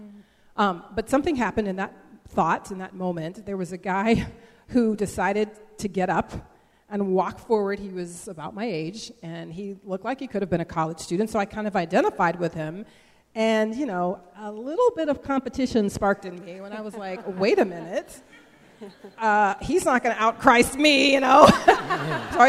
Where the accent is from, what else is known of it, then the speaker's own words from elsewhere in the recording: Bay Area, north of the Golden Gate Bridge, California, United States; I grew up in the Bay Area, just north of the Golden Gate Bridge